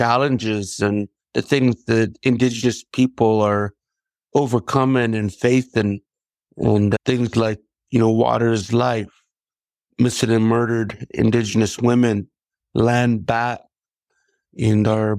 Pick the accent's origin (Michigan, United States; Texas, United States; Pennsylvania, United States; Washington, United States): Washington, United States; Nespelem; I am here from the Colville Confederated Tribes, our homeland, based in Nespelem, Washington